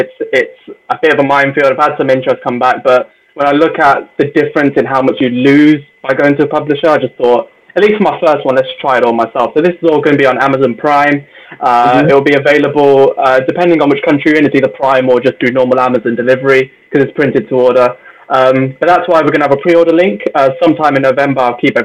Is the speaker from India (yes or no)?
yes; India; I mean, I'm Indian. We like fair prices.